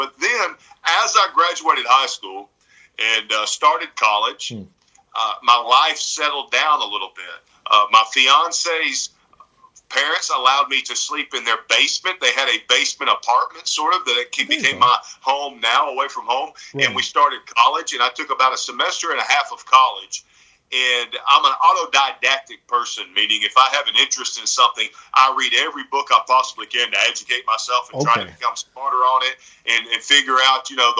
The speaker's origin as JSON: {"language": "English", "region": "the South", "country": "United States", "tie": "born or raised there", "said": "Because I grew up in the South, and I'm from the South"}